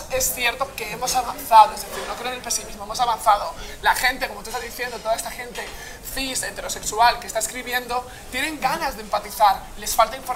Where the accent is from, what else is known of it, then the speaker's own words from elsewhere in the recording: Alcàsser, Valencian Community, Spain; yo soy de Valencia